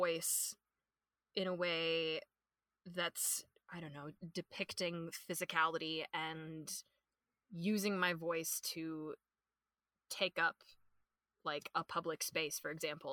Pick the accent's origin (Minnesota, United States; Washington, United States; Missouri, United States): Minnesota, United States; born and raised in Minnesota